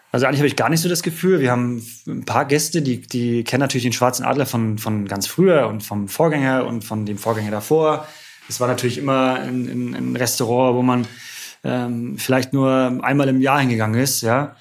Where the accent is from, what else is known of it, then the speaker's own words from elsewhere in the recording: Rostock, Mecklenburg-Vorpommern, Germany; ich komme gebürtig aus Rostock. Äh, immer als, als kleiner Junge lag das Schiff immer in dem Hafen, ja.